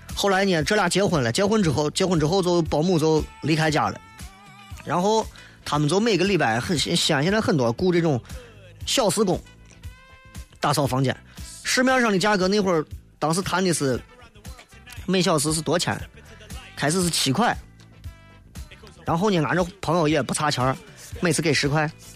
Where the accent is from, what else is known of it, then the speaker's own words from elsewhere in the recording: China; 回到农村，俺老家山西